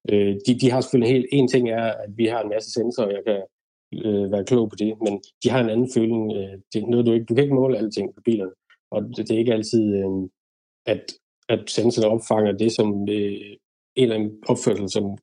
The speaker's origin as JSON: {"language": "Danish", "country": "Denmark", "moved": "as an adult", "lives_now": "United Kingdom", "said": "DDC derhjemme i Danmark"}